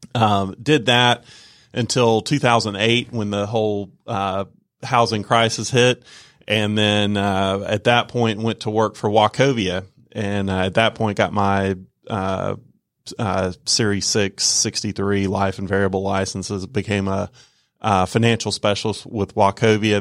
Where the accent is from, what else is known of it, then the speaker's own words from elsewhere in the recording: Norcross, Georgia, United States; I'm a Georgia native, uh, born and raised in Georgia. Uh, grew up in the Norcross Peachtree Corners area.